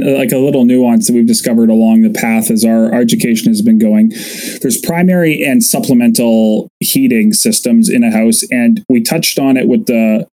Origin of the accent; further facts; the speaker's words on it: Winnipeg, Manitoba, Canada; I'm from Winnipeg. It's where I graduated high school.